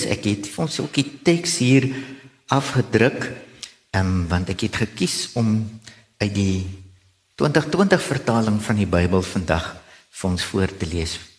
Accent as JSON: {"language": "Afrikaans", "region": "Gauteng", "country": "South Africa", "tie": "born or raised there", "lives_now": "Stellenbosch, South Africa", "said": "So in my hart is ek eintlik 'n Bolander alhoewel ek self in die Transvaal in Gauteng groot geword het."}